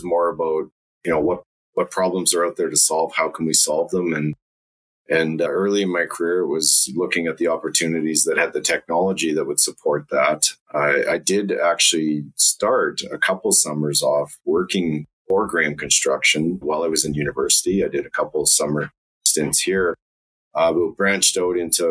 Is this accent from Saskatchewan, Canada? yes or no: no; Calgary, Alberta, Canada; I grew up in Calgary, so I'm native Calgarian, or just outside of Calgary, actually, on a farm